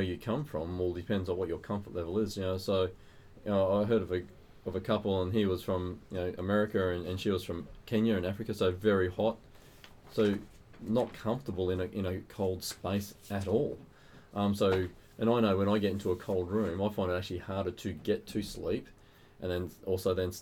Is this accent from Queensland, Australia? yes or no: yes; Queensland, Australia; moved away; I'm originally from Queensland